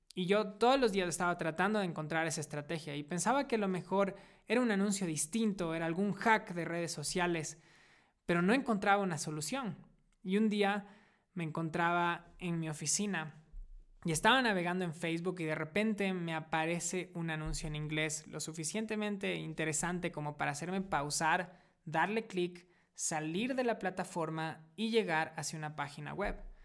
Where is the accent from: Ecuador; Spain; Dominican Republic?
Ecuador; moved away as an adult; also born or lived in United States; Hace siete años decidí volver a mi país natal, Ecuador, después de haber vivido seis años en Estados Unidos